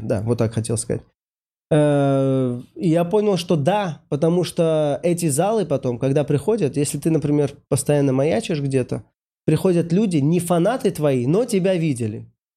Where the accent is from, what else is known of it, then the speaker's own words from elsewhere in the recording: Saint Petersburg, Russia; я, значит, из Питера